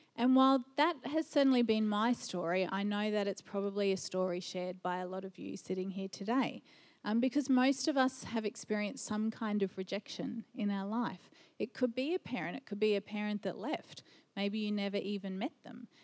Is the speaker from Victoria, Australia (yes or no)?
no; Brisbane, Queensland, Australia; also born or lived in Japan; I've spent most of my life in Brisbane